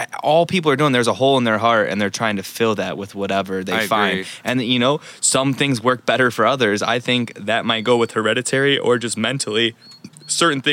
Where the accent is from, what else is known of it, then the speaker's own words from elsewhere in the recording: United States; I love being American